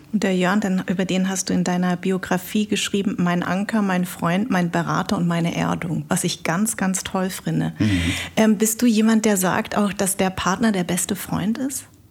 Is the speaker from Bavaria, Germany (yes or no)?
yes; Munich, Bavaria, Germany; now in Berlin, Germany; ich bin ja in München groß geworden